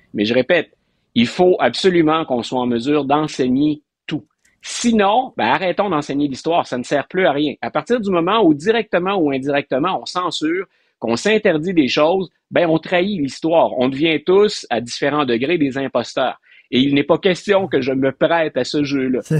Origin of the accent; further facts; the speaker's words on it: Quebec, Canada; comme Québécois